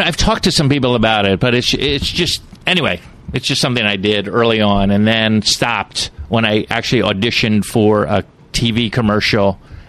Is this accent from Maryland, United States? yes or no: yes; Silver Spring, Maryland, United States; also born or lived in Plantation, Florida; A couple places. Silver Spring, Maryland.